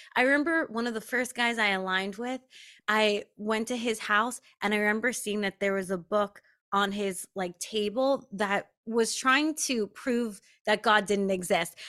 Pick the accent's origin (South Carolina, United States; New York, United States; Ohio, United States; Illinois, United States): New York, United States; Long Island; I grew up on Long Island